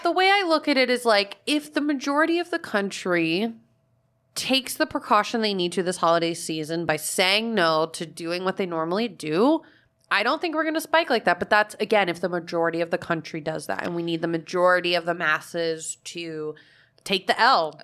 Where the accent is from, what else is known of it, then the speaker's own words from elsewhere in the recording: Fort Myers, Florida, United States; moved away; my hometown is known as like snowbird destination. Like Fort Myers is a huge area for it